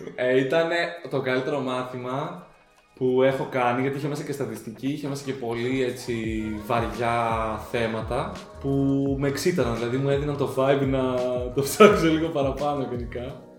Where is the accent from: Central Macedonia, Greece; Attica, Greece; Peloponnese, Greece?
Central Macedonia, Greece; Thessaloniki; ήμουν και από τη Θεσσαλονίκη